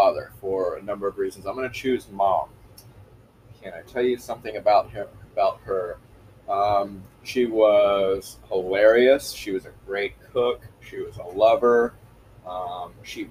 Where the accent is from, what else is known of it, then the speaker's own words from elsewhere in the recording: Los Angeles, California, United States; now in Roseville, United States; I grew up in Los Angeles